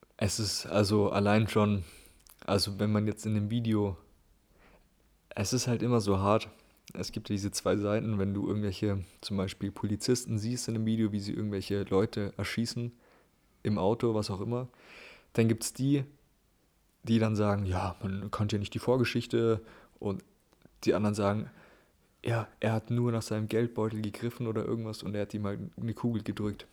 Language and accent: German; Germany; als Europäer oder Deutscher